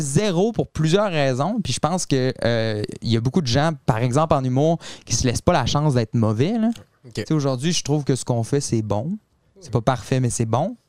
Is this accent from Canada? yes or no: yes; Quebec City, Quebec, Canada; Mais non, nous, on vient euh, de Québec. On vient de la ville de Québec